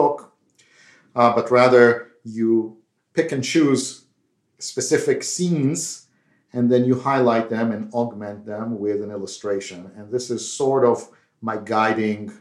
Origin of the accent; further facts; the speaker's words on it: Israel; moved away; As you can tell by my accent, I'm not from India, but I grew up in Israel